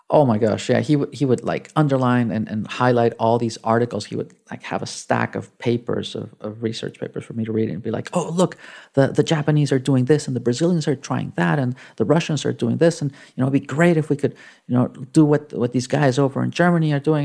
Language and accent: English; Mexico City, Mexico; English is a second language; moved away as an adult; I grew up in Mexico City. Um, I spent, uh, the first eighteen years of my life in, uh, in Mexico